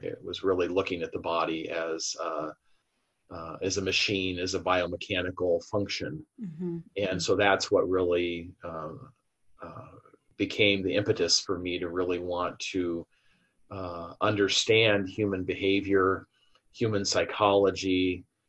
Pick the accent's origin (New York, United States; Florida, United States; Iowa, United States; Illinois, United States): Iowa, United States; moved away; I grew up in Iowa. So I'm a Midwesterner originally